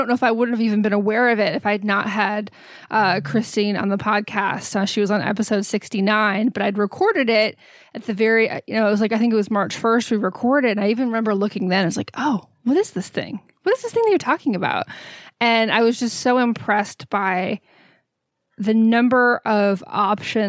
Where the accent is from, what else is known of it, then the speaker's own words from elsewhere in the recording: Texas, United States; Growing up in Texas